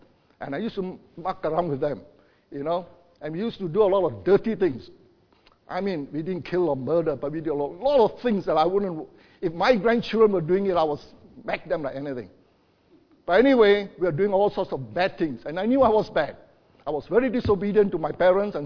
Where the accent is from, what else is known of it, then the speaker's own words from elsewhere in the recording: Ipoh, Perak, Malaysia; moved away as an adult; now in Darwin, Australia; there were altogether 24 of us that came from Ipoh. That was my hometown.